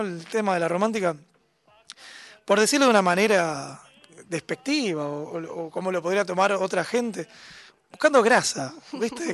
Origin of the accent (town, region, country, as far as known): Argentina